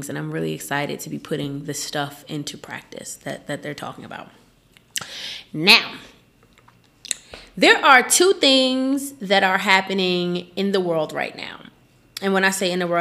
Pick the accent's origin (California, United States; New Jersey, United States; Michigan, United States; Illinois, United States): New Jersey, United States; Newark; I'm from Newark, New Jersey, and there was just always some shit going on when I was in high school